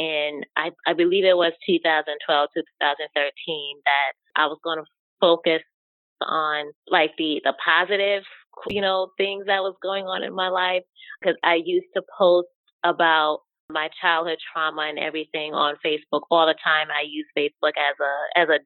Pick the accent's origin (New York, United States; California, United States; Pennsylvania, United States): New York, United States; I am born and raised in New York